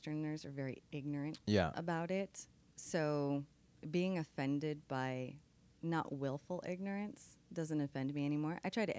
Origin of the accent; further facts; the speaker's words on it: Denver, Colorado, United States; moved away as an adult; now in El Paso, United States; I grew up in Denver.